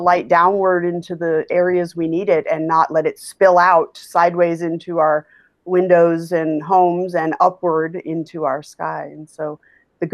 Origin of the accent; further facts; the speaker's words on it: Alaska, United States; now in Chicago, United States; I grew up in Alaska